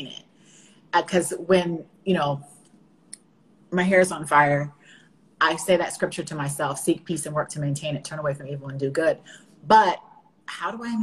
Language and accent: English; Northern Virginia, United States; Did you know I was from Northern Virginia? I'm from outside of DC.